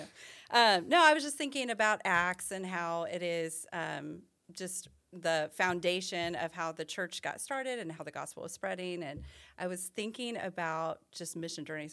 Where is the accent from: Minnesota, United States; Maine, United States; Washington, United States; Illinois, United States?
Illinois, United States; I'm from Illinois